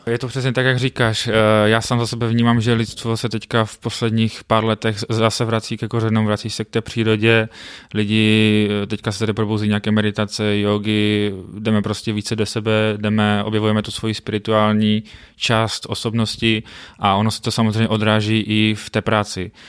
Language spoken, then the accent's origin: Czech; Frýdek-Místek, Moravian-Silesian Region, Czechia; pocházím z Fritku místku